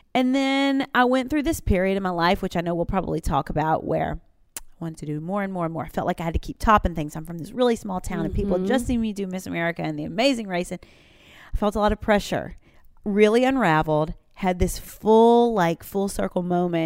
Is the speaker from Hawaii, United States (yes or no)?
no; Western Kentucky, United States; moved away as an adult; now in Nashville, United States; So I grew up in Western Kentucky in the country. Country girl